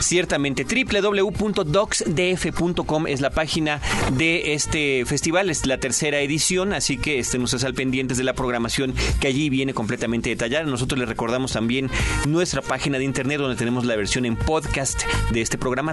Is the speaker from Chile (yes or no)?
no; Mexico; nosotros mismos retratados como mexicanos